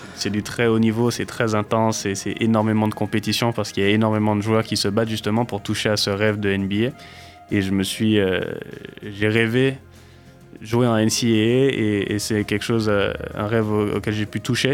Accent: Martinique; also born or lived in Utah, United States; now in Poitiers, France; je suis né et j'ai grandi en Martinique

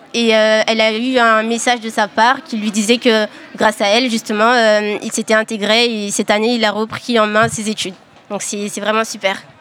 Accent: Mayotte; moved away as an adult; now in Poitiers, France; en tant que Maoré, on a ce, truc de ne pas aller vers les gens. Donc ça, c'est vraiment ancré euh, chez nous

